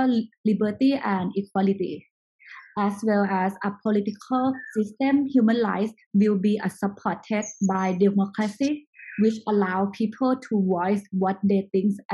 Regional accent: Chiang Mai, Thailand; also born or lived in United States; I was born in US and I grew up in Thailand. I raised up in Chiang Mai, is north of Thailand.

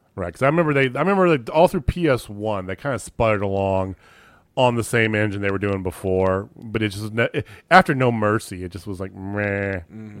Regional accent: Central Illinois, United States; moved away; also born or lived in Missouri; I grew up in Central Illinois

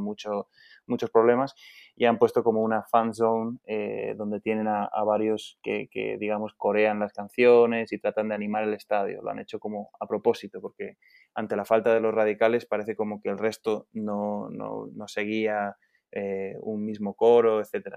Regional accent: Logroño, La Rioja, Spain; nací en, Logroño, que está en el norte de, España, es la capital de, La Rioja

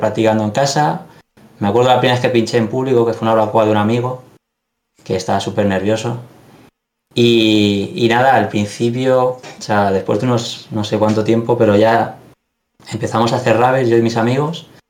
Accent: Alicante, Valencian Community, Spain; los dos somos de aquí de Alicante

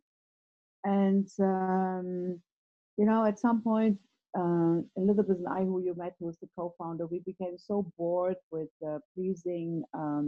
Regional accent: Germany; I was born in Germany in the 50s, and that was probably not the best time to grow up in a country like Germany.

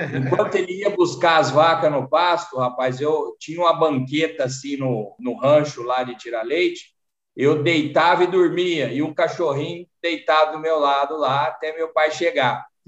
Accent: Jardinópolis, São Paulo, Brazil; accent: sotaque do interior de São Paulo; also born or lived in Batatais; um sítio em Jardinópolis da família. Mas toda a minha infância foi, foi no sítio.

